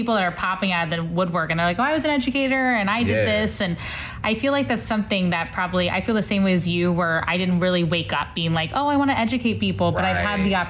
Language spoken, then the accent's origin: English; St. Louis, Missouri, United States; Like, here, I'm from St. Louis. we're all from the same area.